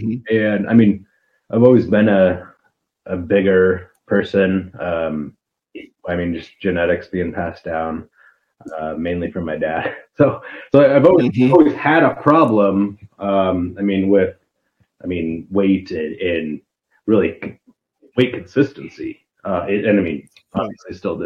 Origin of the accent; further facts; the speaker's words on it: Ogallala, Nebraska, United States; also born or lived in Kearney, Nebraska; I grew up in Ogallala